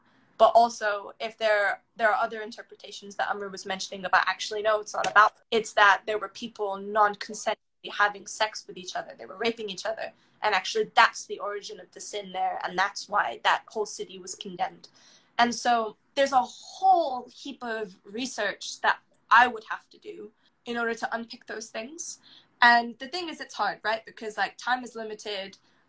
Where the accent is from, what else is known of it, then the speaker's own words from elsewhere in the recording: United Kingdom; Like, for example, nationality-wise, you hear it in my accent. I'm both British.